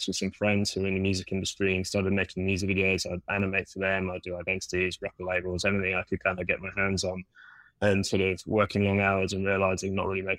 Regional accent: London, United Kingdom; moved away as an adult; now in New York, United States; can probably hear my accent. I'm not originally from New York, from the small little town of London back in the UK

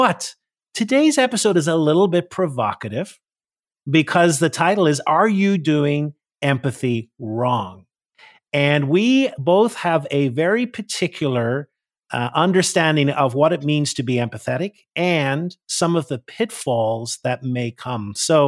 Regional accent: Northern Ireland, United Kingdom; now in United States; I'm from Northern Ireland and I grew up in … And when I came to the US, a lot of people pronounce it Irvine.

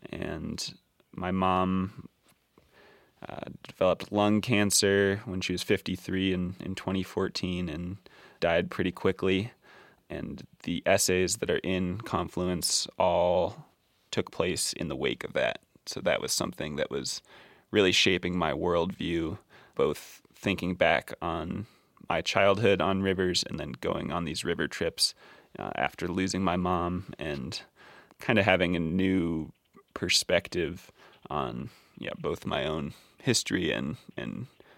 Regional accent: Glenwood Springs, Colorado, United States; Yeah, I grew up in Glenwood Springs, Colorado.

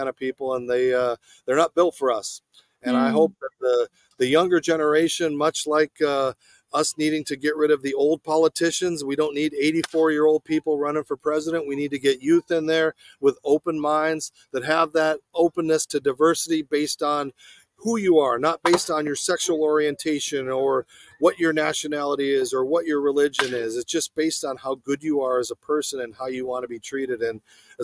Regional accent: Arizona, United States; moved away; in Arizona, my hometown

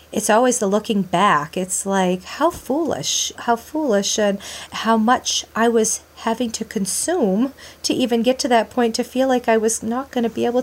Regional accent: Maine, United States; now in North Carolina, United States; I moved from Maine, I hit North Carolina, I was ready to go

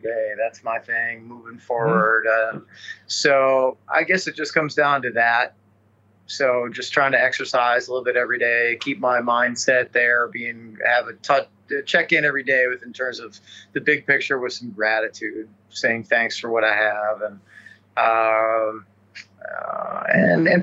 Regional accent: Chicago, Illinois, United States; I grew up in the Chicago area

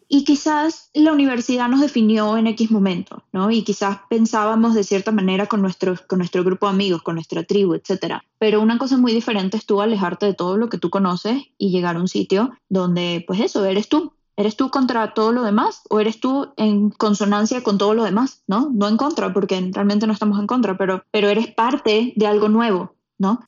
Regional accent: Puerto Ordaz, Bolívar, Venezuela; moved away as an adult; Yo soy de Puerto Ordaz, Venezuela, y yo tengo una conexión especial con el río, por ejemplo, porque crecí rodeada de ríos

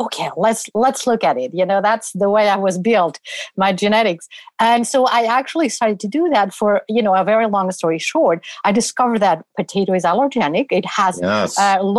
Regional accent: Barcelona, Catalonia, Spain; moved away as an adult; now in United States; I trained in Barcelona, my hometown, and I did my medical career there

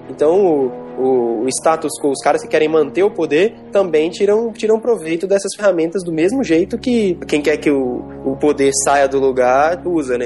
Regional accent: Brazil

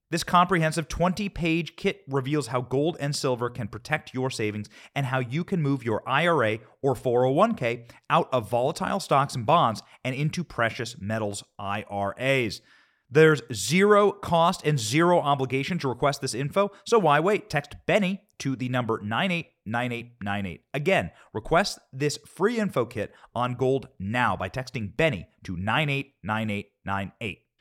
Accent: Iowa, United States; also born or lived in Downey, California / Long Beach, California; I grew up in Iowa, I grew up in the Midwest. I was born in California.

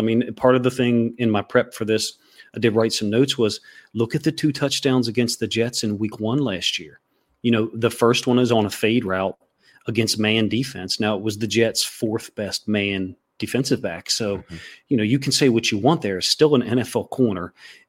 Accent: Ireland; I'm Irish, so we're, you know, too hard-headed for our own good.

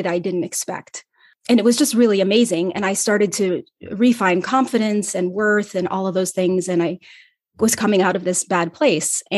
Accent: Ohio, United States; moved away as an adult; also born or lived in Los Angeles; my hometown in Ohio

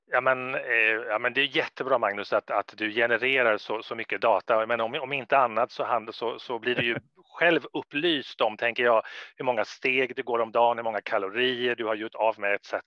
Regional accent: Sweden; moved away as an adult; jag är ju svensk och jag kommer tillbaka till mitt land, Sverige

